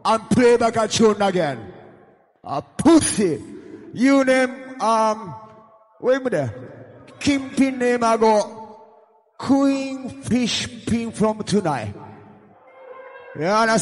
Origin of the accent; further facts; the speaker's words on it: Jamaica; I come from Jamaica